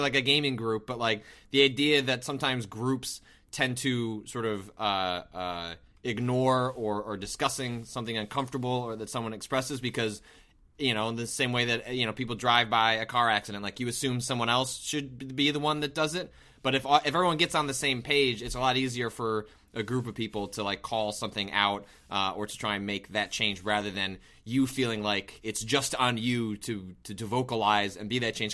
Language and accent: English; outside of Chicago, Illinois, United States; I didn't grow up in Chicago, I grew up outside of Chicago